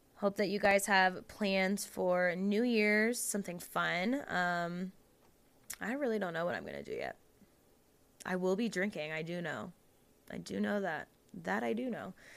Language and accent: English; Jacksonville, Florida, United States; I'm from Florida, um, Jacksonville, Florida